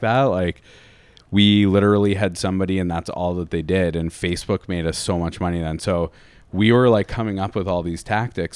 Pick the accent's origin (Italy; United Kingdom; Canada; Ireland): Canada; London, Ontario; moved away as an adult; I'm from London